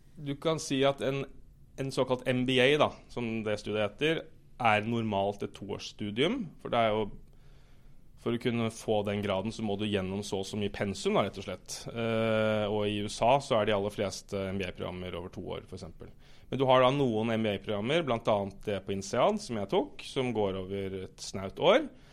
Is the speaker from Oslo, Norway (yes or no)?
yes; Oslo, Norway; jeg er fra Oslo